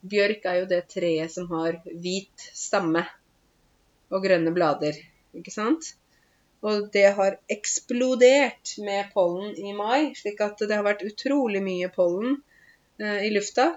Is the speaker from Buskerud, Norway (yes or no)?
yes; Åmot, Buskerud, Norway; moved away as an adult; also born or lived in Vancouver, Canada / Groruddalen, Oslo; now in Oslo, Norway; Jeg kommer fra Åmot i Buskerud.